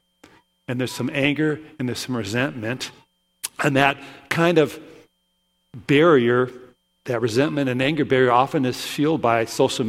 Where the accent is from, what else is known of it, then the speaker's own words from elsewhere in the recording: Williston, North Dakota, United States; also born or lived in Brookings; I grew up in Williston